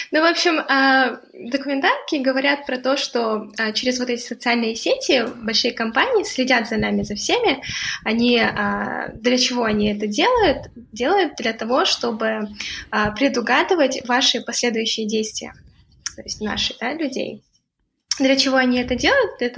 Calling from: London, United Kingdom; Да, да, да, я подключаюсь из Лондона.

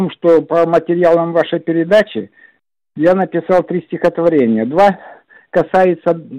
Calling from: Zheleznovodsk, Stavropol Krai, Russia; Я из Железноводска.

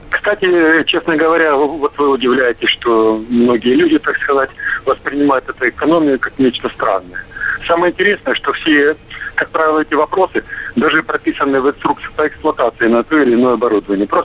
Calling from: Stavropol, Stavropol Krai, Russia

